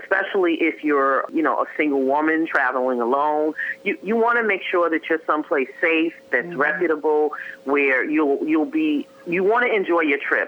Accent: New York City, New York, United States; we grew up in Harlem

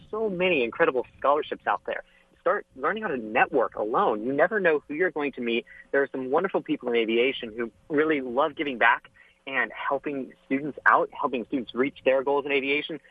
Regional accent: Orlando, Florida, United States; I'm from Orlando, Florida. So, growing up in Florida, I had the space shuttle in my backyard when I was a kid

